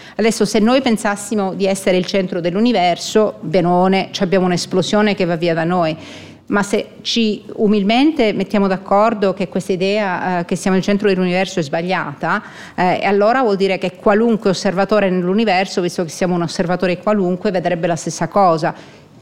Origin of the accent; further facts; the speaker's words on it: Palermo, Sicily, Italy; moved away as an adult; also born or lived in Munich, Germany; now in Switzerland; sono nata a Palermo in Sicilia, eh, sono rimasta là fino a quando ho fatto l'equivalente del master